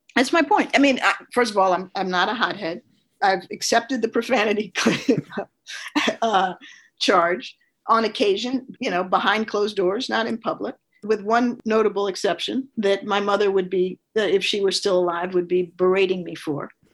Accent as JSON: {"language": "English", "town": "Washington", "region": "District of Columbia", "country": "United States", "tie": "born or raised there", "said": "I was born in 1964 in Washington, D.C."}